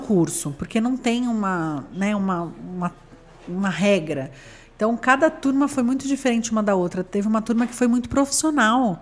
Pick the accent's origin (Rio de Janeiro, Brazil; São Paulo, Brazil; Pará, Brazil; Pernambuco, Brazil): São Paulo, Brazil; Santos; now in São Paulo, Brazil; Eu sou de Santos